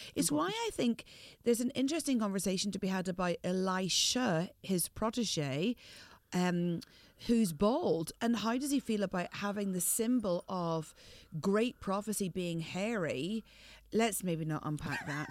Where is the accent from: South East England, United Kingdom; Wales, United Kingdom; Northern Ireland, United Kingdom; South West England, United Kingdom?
Northern Ireland, United Kingdom; I'm from the north.